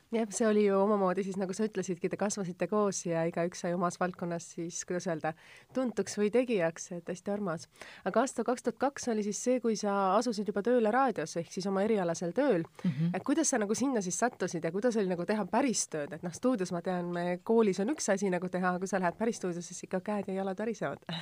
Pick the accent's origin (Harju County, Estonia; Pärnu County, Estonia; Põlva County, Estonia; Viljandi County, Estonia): Harju County, Estonia; Tallinn; mina olen Tallinnast